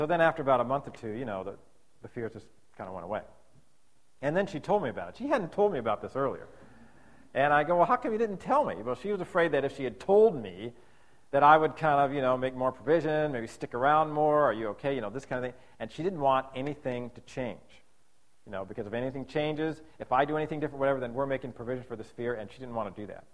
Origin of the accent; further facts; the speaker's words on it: United States; I was from America